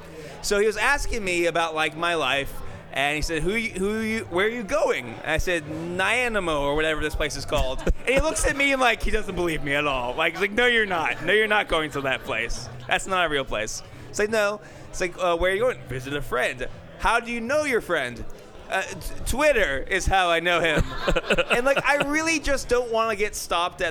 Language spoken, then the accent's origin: English; United States